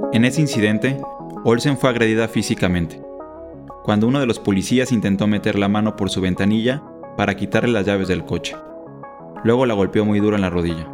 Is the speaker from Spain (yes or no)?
no; Mexico; periodista mexicano.